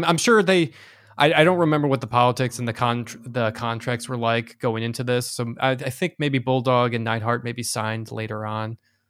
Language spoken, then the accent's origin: English; United States; I'm only stupid American.